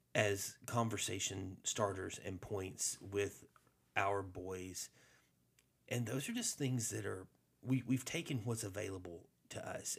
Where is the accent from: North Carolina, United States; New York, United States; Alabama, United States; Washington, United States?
Alabama, United States; I grew up in Alabama